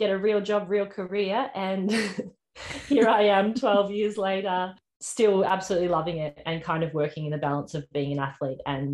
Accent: Geelong, Victoria, Australia; I grew up in Geelong, so in Victoria

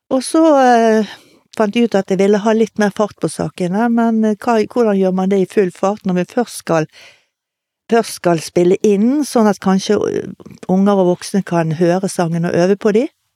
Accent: Bergen, Vestland, Norway; also born or lived in Tromsø / Laksevåg; født og oppvokst i Åsane

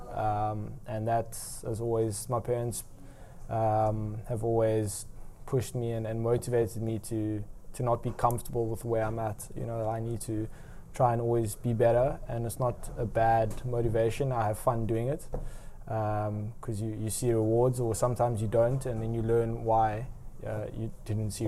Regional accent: South Africa; moved away as an adult; now in Netherlands; as a South African

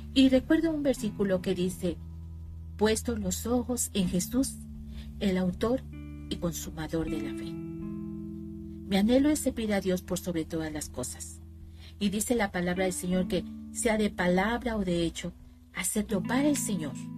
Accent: Veracruz, Mexico; soy de México, del estado de Veracruz

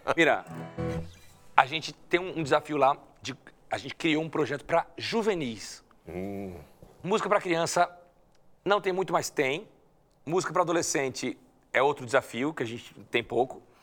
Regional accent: Brazil; moved away as an adult; now in Spain; eu sou brasileiro

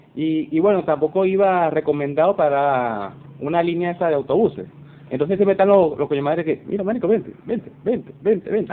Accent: Venezuela; moved away as an adult; la, salida como tal de Venezuela

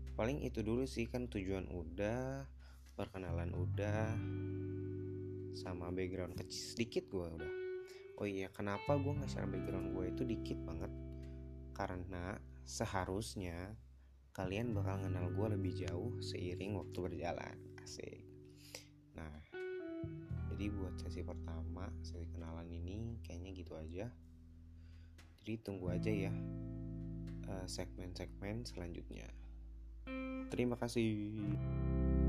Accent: Bekasi, West Java, Indonesia; also born or lived in Jakarta; Gua tuh lahir di Jakarta, tapi dari kecil sampai sekarang tinggalnya di Bekasi

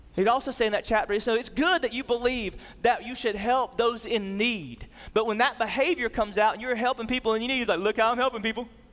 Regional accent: the South, United States; we grew up in the South and, and we grew up in church.

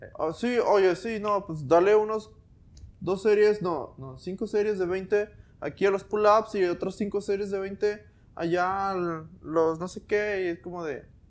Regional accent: Mexico; nacimos aquí en México

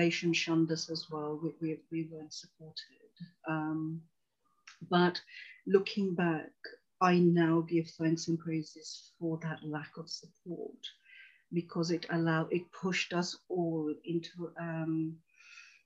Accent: London, United Kingdom; born or raised there; also born or lived in Tanzania

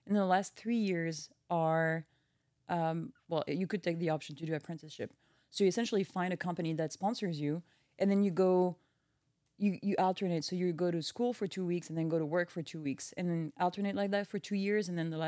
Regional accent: France; English is a second language; moved away as an adult; now in Milwaukee, United States; I grew up in a farm.

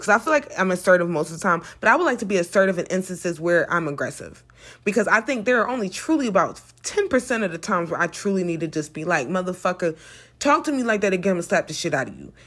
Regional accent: United States

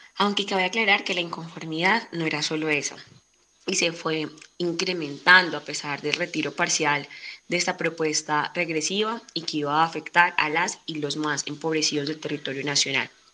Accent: Colombia; nuestro país, Colombia.

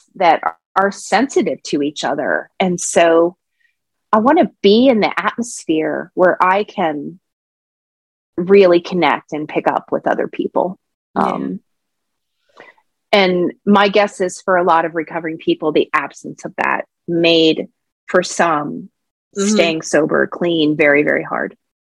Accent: Pennsylvania, United States; I was born in Pennsylvania

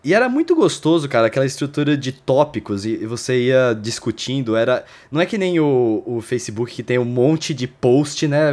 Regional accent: Lençóis Paulista, São Paulo, Brazil; Lençóis Paulista, onde eu oh. cresci.

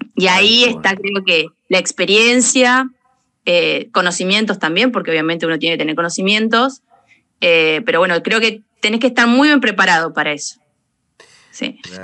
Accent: Macachín, La Pampa, Argentina; moved away; also born or lived in Anchorena; yo soy de La Pampa, de Macachín

